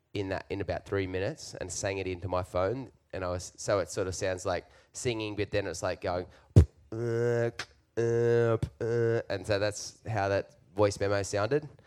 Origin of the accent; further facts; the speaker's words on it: Newcastle, New South Wales, Australia; now in Nashville, United States; we're from Australia. We're from Newcastle, Australia